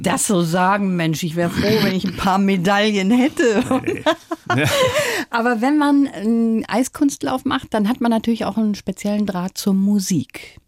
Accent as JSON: {"language": "German", "area": "Ruhr area", "region": "North Rhine-Westphalia", "country": "Germany", "tie": "born or raised there", "said": "ich bin im Ruhrgebiet auch groß geworden"}